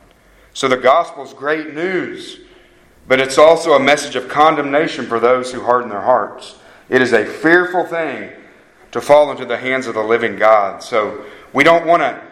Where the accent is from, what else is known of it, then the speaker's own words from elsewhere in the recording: Harrah, Oklahoma, United States; I'm from Harrah, Oklahoma